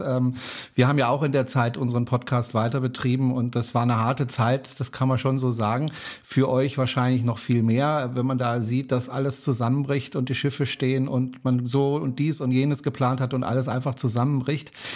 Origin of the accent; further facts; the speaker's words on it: Baden-Württemberg, Germany; ich komme ja aus Baden